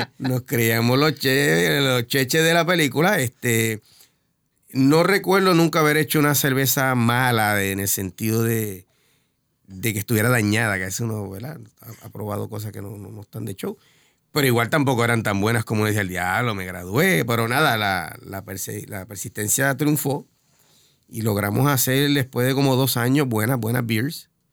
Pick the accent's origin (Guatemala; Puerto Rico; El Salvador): Puerto Rico; San Juan; also born or lived in Boston / Bayamón / Río Piedras / Carolina; now in Río Grande, Puerto Rico; Mayormente en San Juan, cuando nací, nací en San Juan, tuve creo que tres años en Boston